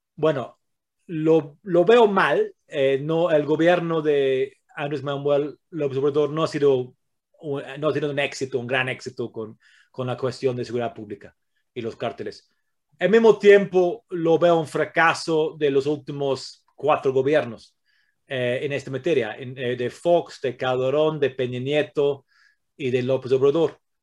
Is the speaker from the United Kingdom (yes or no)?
yes; England, United Kingdom; Spanish is a second language; now in Mexico; Yo soy de Inglaterra, eh, tengo un abuelo italiano